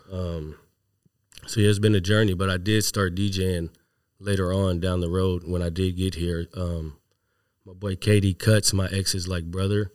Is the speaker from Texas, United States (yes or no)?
yes; Houston, Texas, United States; moved away as an adult; now in Seattle, United States; I was raised in Texas